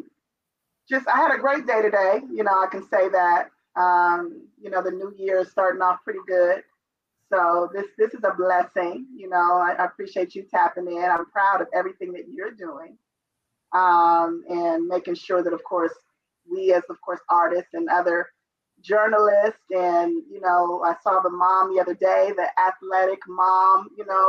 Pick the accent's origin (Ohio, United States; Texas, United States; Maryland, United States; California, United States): California, United States; Oakland; I'm from Oakland, born and raised. I was raised in East Oakland, California